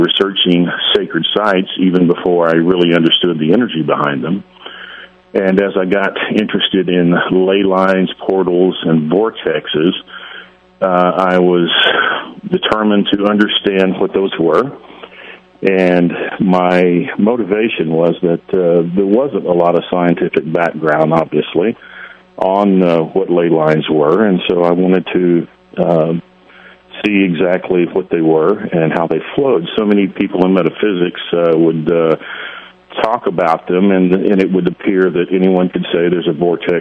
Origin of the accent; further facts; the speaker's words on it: Arkansas, United States; moved away as an adult; also born or lived in Brazil; I'm originally from Arkansas. I was born in the Crystal area of Arkansas